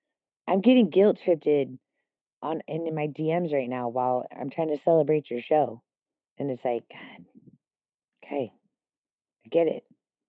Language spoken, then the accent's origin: English; California, United States; I grew up in California, oh, sure.